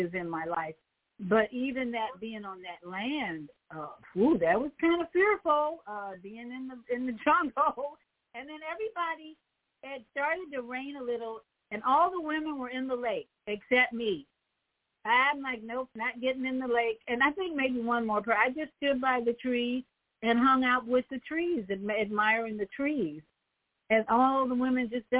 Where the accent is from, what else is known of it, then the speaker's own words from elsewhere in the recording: Chicago, Illinois, United States; I'm from Chicago. I was born and raised in Chicago